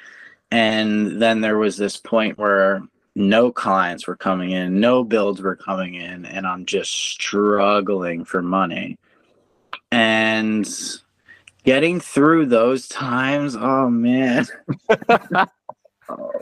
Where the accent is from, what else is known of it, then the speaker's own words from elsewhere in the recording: East Coast, United States; moved away; I'm originally from the East Coast, so we're super fast paced